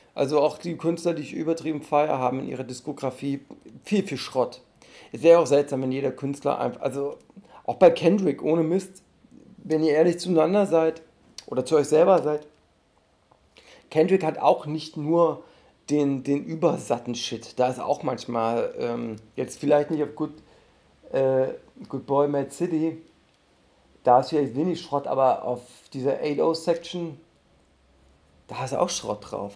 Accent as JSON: {"language": "German", "town": "Dessau", "region": "Saxony-Anhalt", "country": "Germany", "tie": "born or raised there", "moved": "yes", "lives_now": "Berlin, Germany", "said": "in meiner Heimatstadt Dessau"}